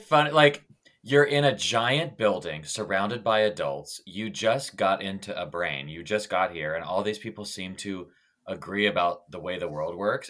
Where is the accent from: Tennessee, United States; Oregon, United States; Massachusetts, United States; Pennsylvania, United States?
Tennessee, United States; "Where are you from?" And I'm like, "Tennessee?"